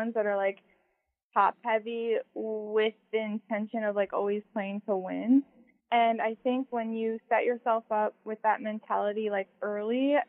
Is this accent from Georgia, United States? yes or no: no; Phoenix, Arizona, United States; also born or lived in Wisconsin; originally I'm from Wisconsin, but I do reside in Phoenix, Arizona, and I've lived here most of my life, so I would say Phoenix